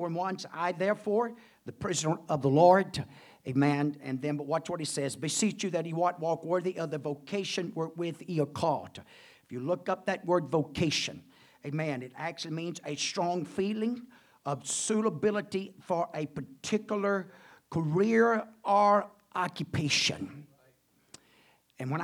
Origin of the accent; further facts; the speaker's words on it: United States; Glad to be an American. I'll do my part as American.